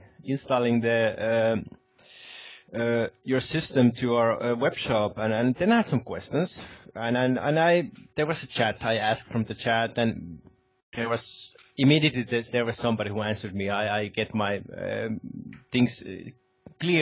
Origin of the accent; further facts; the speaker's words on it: Helsinki, Uusimaa, Finland; moved away as an adult; now in Lapland, Finland; I'm originally from the Helsinki area, which is the capital of Finland.